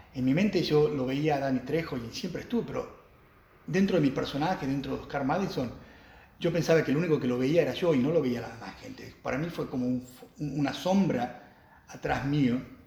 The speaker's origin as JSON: {"language": "Spanish", "country": "Argentina", "tie": "born or raised there", "also_born_or_lived": "United States", "moved": "as an adult", "said": "nacido aquí en Argentina"}